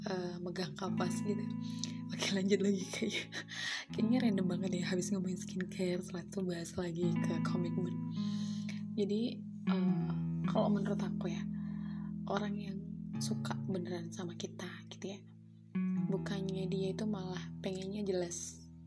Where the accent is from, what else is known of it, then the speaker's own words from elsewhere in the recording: Java, Indonesia; accent: Javanese (medok); for your information kalau aku orang Jawa jadi kan biasanya kalau